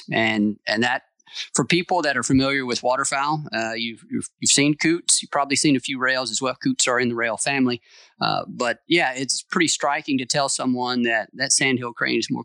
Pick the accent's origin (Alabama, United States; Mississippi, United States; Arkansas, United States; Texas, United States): Mississippi, United States; I grew up in Mississippi